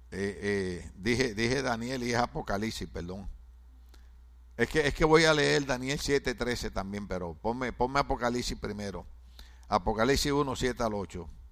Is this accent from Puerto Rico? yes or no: yes; Puerto Rico; moved away